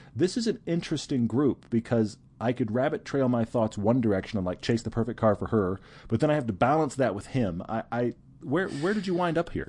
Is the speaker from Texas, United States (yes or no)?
yes; Houston, Texas, United States; moved away; I grew up in Houston.